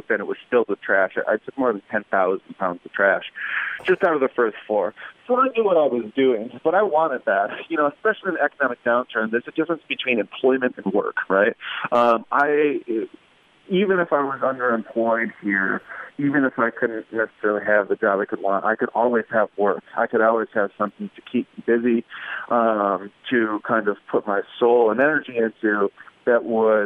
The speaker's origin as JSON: {"language": "English", "town": "Adrian", "region": "Michigan", "country": "United States", "tie": "born or raised there", "lives_now": "Detroit, United States", "said": "I grew up in Adrian, Michigan, a fairly blue-collar family"}